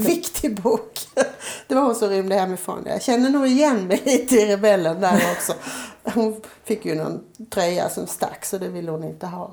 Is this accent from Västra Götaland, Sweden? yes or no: no; Gislaved, Jönköping County, Sweden; moved away; hemma i Gislaved